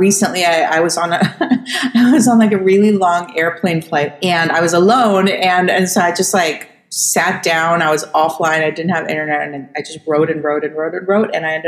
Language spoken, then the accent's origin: English; Costa Rica; born there; I was born in Costa Rica. So what happened was my grandparents are actually from Poland.